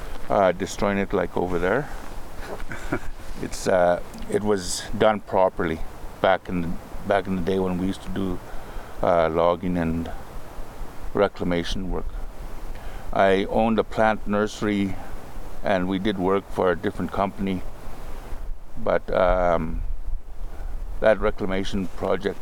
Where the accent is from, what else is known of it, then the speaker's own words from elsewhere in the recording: Aq'am, British Columbia, Canada; I am from the Akam Reserve, which is part of the Tunaha Nation. I have lived there all my life.